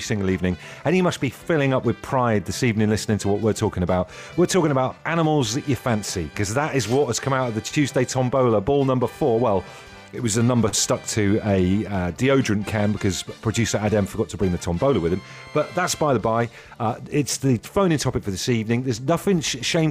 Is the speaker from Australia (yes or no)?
no; Devon, South West England, United Kingdom; I grew up in Devon.